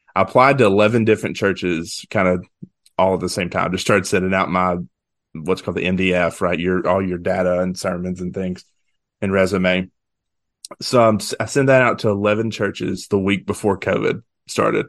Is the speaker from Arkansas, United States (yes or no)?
yes; West Memphis, Arkansas, United States; moved away as an adult; also born or lived in Conway, Arkansas; now in Dyersburg, United States; I grew up in West Memphis